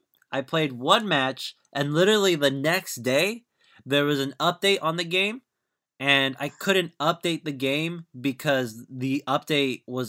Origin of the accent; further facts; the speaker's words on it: Orange County, California, United States; I'm from Orange County.